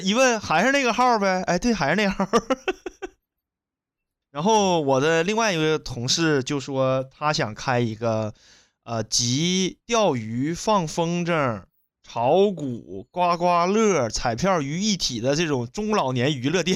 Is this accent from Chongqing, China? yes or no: no; Shenyang, Liaoning, China; 我出生在辽宁沈阳的和平大道